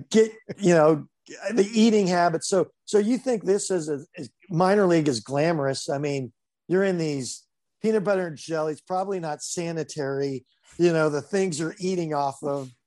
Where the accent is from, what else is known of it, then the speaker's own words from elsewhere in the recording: Highland, California, United States; also born or lived in Grand Rapids, Michigan; I grew up in s, actually Highland, Highland, California.